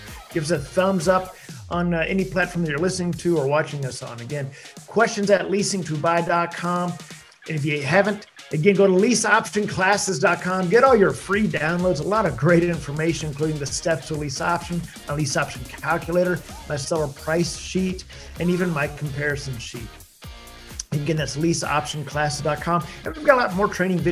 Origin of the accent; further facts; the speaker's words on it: Pennsylvania, United States; My home state.